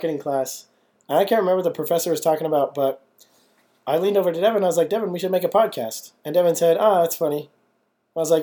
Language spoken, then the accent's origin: English; South Jordan, Utah, United States; also born or lived in Scottsdale, Arizona; I was born in Arizona, raised in South Jordan, Utah, just like this nerd right here.